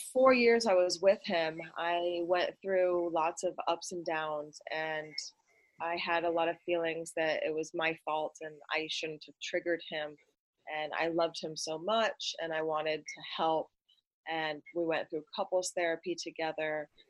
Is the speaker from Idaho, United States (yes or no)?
yes; Idaho, United States; born there; also born or lived in Hawaii / Vermont / Arizona / California; now in Los Angeles, United States; I am 35 years old and I was born in Idaho. Moved around my whole life. My daddy was military, so I've lived in Hawaii and Vermont, Arizona, California, all over the place.